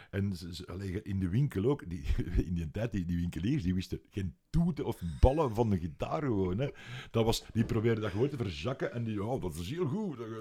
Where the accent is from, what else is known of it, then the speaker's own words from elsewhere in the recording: Leuven, Flanders, Belgium; ik ben van Leuven en in Leuven hadden wij ene muziekwinkel